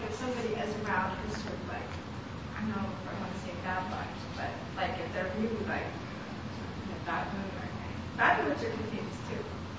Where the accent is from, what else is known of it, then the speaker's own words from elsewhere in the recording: Midwest, United States; I'm from the Midwest, and I was taught, you know, in a Christian family